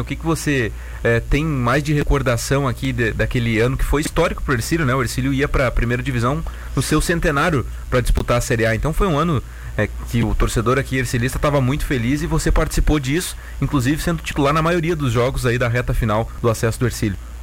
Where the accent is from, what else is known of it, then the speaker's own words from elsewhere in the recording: Vacaria, Rio Grande do Sul, Brazil; now in Tubarão, Brazil; eu sou natural de Vacaria